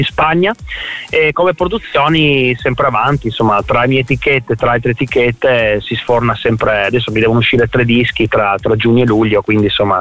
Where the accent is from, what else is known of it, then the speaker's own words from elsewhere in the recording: Trieste, Friuli-Venezia Giulia, Italy; moved away as an adult; also born or lived in Alto Adige; nato ah nato, a Trieste, sì, nato a Trieste, sì, proprio nato a Trieste